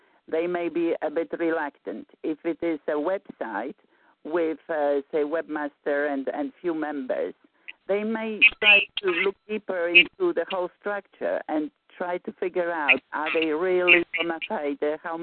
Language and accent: English; Warsaw, Masovian Voivodeship, Poland; moved away; I'm from Warsaw, Poland